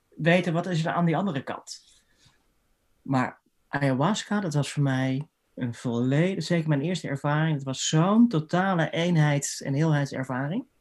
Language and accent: Dutch; Haarlem, North Holland, Netherlands; also born or lived in Amsterdam; ik ben opgegroeid in Haarlem, gestudeerd in Amsterdam.